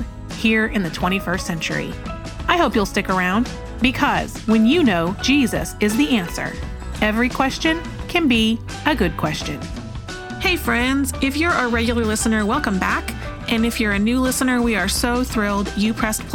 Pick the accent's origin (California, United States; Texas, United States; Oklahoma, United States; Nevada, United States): Oklahoma, United States; I'm from Oklahoma